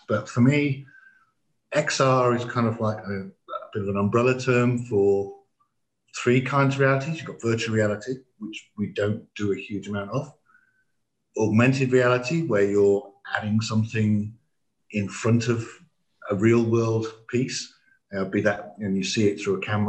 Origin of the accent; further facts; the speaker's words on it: England, United Kingdom; we didn't speak anything but English being English